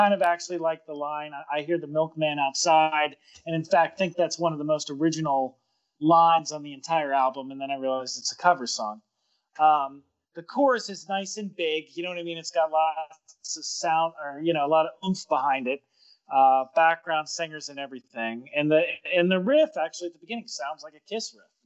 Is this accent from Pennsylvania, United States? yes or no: yes; Pittsburgh, Pennsylvania, United States; nothing will destroy your love of music than growing up in Pittsburgh because there's so many so many white boy bands playing black music.